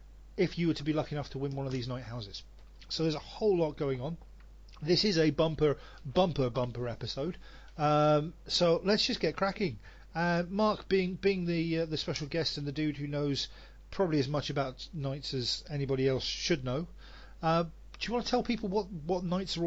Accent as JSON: {"language": "English", "region": "England", "country": "United Kingdom", "also_born_or_lived": "Wales", "moved": "as an adult", "lives_now": "Sweden", "said": "I'm not a Welshman. I'm an Englishman."}